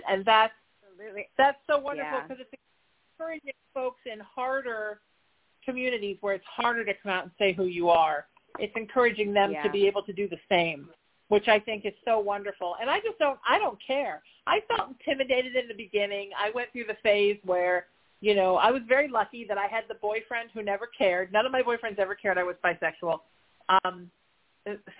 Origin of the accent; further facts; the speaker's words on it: Orange County, California, United States; I grew up in Orange County where everything was the devil